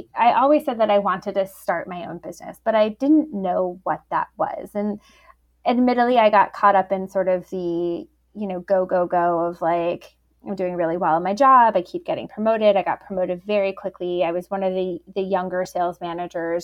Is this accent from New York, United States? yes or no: yes; New York, United States; also born or lived in Boston; now in Chicago, United States; I am based here in Chicago, though I grew up in New York and lived in Boston